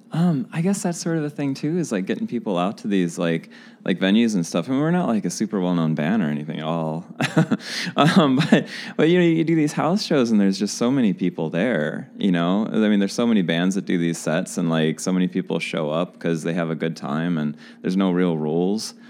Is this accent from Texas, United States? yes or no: no; St. Louis, Missouri, United States; I'm from St. Louis